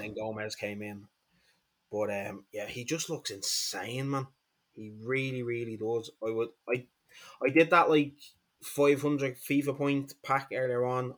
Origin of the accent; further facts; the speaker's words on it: Dublin, Leinster, Ireland; I'm from Dublin, Ireland